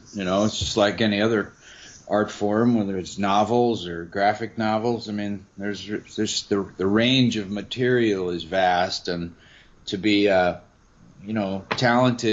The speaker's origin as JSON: {"language": "English", "region": "Maryland", "country": "United States", "tie": "born or raised there", "also_born_or_lived": "Baltimore, Maryland", "said": "I was born in Baltimore. I grew up outside of D.C. in Maryland"}